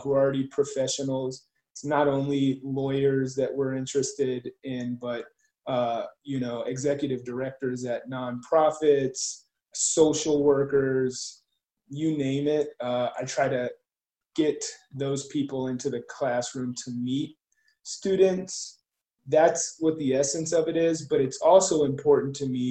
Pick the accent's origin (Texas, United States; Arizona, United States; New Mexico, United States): New Mexico, United States; Albuquerque; I grew up in Albuquerque, New Mexico